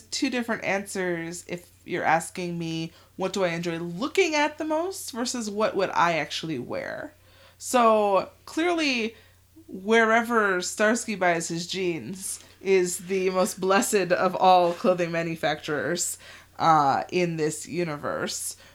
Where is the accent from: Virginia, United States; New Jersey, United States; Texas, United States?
New Jersey, United States; I still don't know what euchre is. I'm from New it's Jersey.